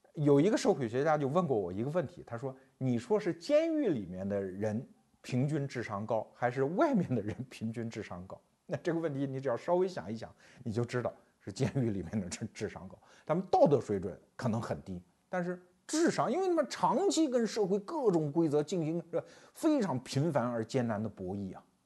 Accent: Anhui, China; 我老家安徽那儿

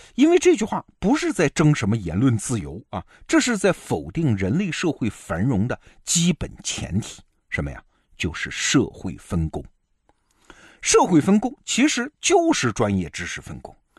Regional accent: China; 我们中国人

